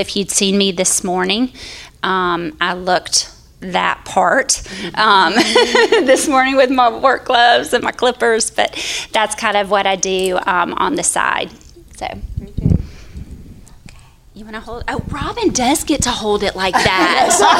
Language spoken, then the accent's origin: English; Memphis, Tennessee, United States; moved away as an adult; now in Atlanta, United States; I am originally from Memphis, Tennessee. I am married to Pete, and we have been here in Atlanta for 18 years now